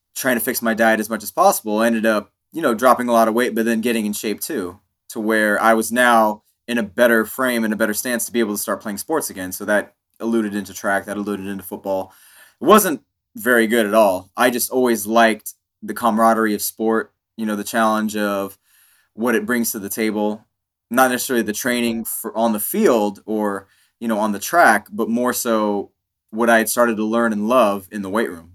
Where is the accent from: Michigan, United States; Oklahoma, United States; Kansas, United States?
Kansas, United States; being an Indian kid living in Kansas